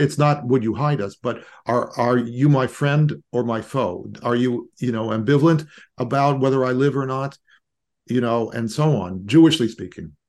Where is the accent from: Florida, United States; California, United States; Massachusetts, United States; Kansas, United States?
California, United States; Los Angeles; I grew up in Los Angeles